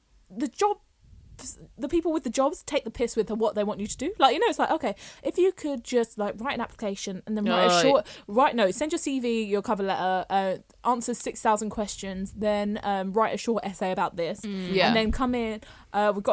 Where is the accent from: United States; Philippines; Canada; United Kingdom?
United Kingdom; England; my dad's from Jamaica, and then my mum is white, and we're from England.